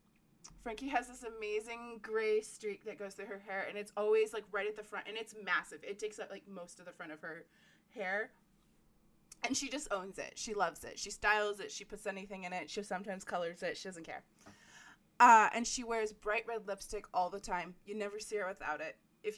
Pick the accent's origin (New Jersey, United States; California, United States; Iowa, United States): New Jersey, United States; Allentown; Oh, no. I thought you meant in New Jersey. So no, I'm from Allentown.